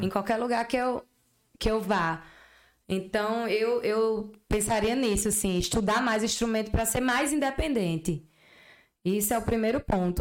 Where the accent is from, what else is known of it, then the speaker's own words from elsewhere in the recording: Patos, Paraíba, Brazil; also born or lived in Campina Grande; Apesar de eu ser de Patos, eu nasci em Patos, né? Mas eu sou campinense também.